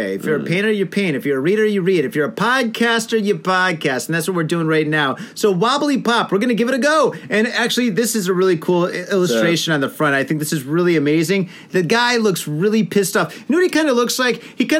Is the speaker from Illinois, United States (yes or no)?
no; Detroit, Michigan, United States; now in Japan; When I was growing up in Detroit, all we had was techno, right?